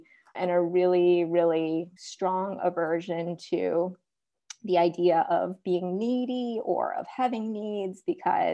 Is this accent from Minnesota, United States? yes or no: yes; Minneapolis suburbs, Minnesota, United States; also born or lived in South Korea; I was born in South Korea and I was adopted by white parents in the Minneapolis suburbs. So I grew up in Minnesota